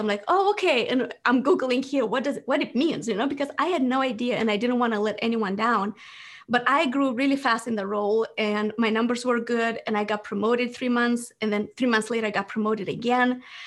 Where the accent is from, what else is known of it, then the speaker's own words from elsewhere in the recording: Moldova; English is a second language; moved away; I was born in Moldova